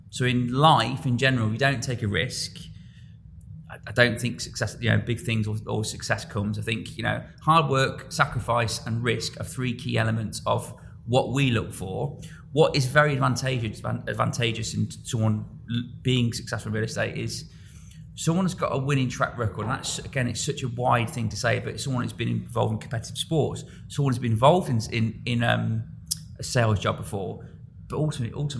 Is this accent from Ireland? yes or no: no; Coventry, West Midlands, United Kingdom; moved away as an adult; now in Dubai, United Arab Emirates; my hometown in Coventry